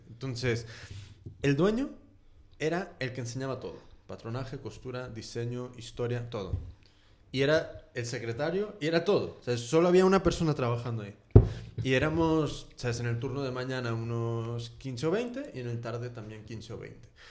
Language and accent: Spanish; United States; now in Spain; yo soy de Estados Unidos, entonces siempre contrasto con cómo son las cosas ahí